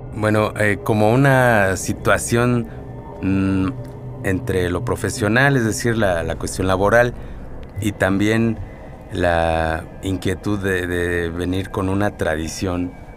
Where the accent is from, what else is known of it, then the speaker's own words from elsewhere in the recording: Mexico; nosotros como mexicanos, como latinos